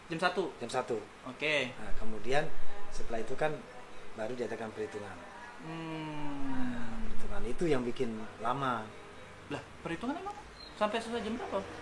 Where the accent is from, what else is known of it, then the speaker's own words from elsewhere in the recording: Purwokerto, Central Java, Indonesia; oh saya orang Prokerto, mm -hmm. tapi saya pas di sini.